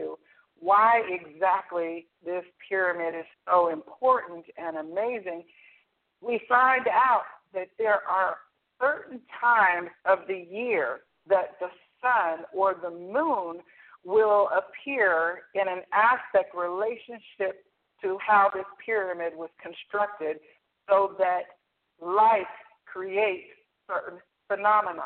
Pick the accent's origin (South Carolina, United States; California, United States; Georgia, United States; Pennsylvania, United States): Georgia, United States; Atlanta; moved away; also born or lived in Playa del Carmen, Mexico; I'm originally from Atlanta